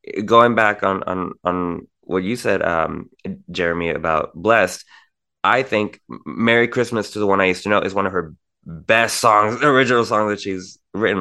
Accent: Tijuana, Baja California, Mexico; I'm from Tijuana, Mexico

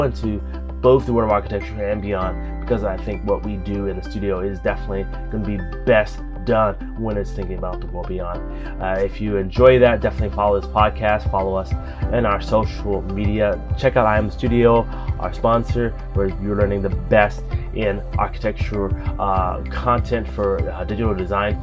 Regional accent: United States; being an American architect

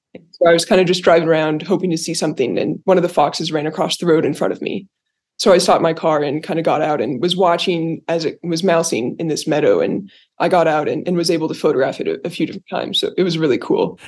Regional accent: Cody, Wyoming, United States; I grew up in Cody

